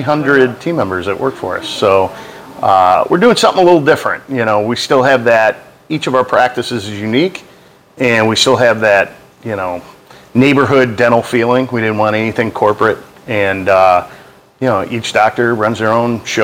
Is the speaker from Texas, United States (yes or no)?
no; Chicago, Illinois, United States; I grew up in Chicago, Illinois, in the northwest side there